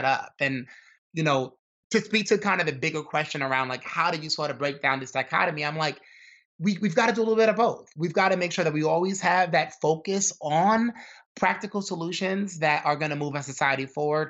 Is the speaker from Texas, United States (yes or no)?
no; New York City, New York, United States; growing up in Brooklyn, New York, and having a dad that was in trouble with the law